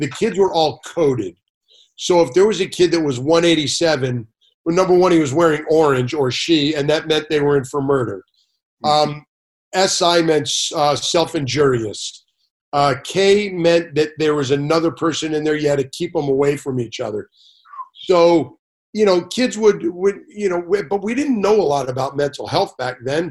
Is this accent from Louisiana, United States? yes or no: no; Los Angeles, California, United States; Grew up in Sepulveda, which is now called North Hills, which is down in the valley